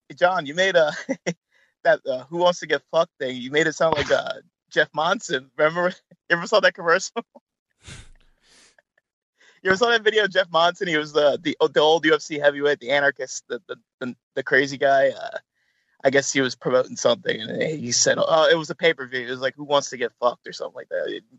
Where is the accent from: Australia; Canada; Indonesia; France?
Canada